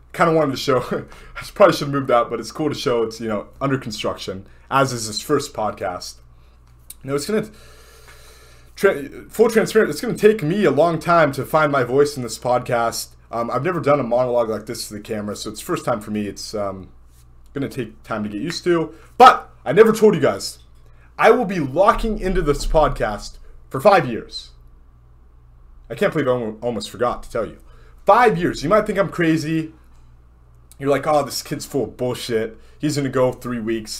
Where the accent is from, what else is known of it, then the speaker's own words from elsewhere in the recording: Southern California, United States; moved away as an adult; also born or lived in Miami; I grew up in Southern California.